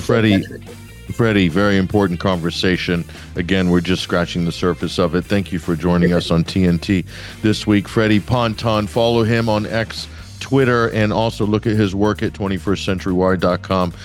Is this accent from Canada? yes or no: no; United States; I'm talking to you as an American